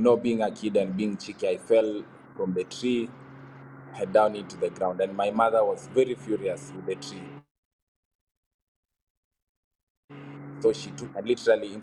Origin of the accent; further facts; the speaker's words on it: Bomet, Bomet County, Kenya; I grew up in Bomet